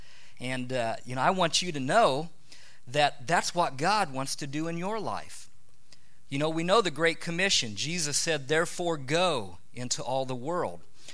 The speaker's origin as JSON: {"language": "English", "area": "near Kokomo", "region": "Indiana", "country": "United States", "tie": "born or raised there", "moved": "as an adult", "lives_now": "Thailand", "said": "Kathy and I are from Indiana. I grew up in Richeville near Kokomo, and Kathy grew up in Kokomo. And so we're Hoosiers."}